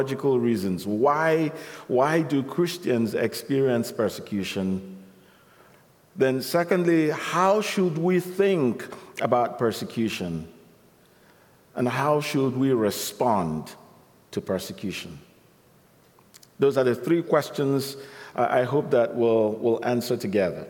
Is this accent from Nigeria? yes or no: yes; Nigeria; I was born in Nigeria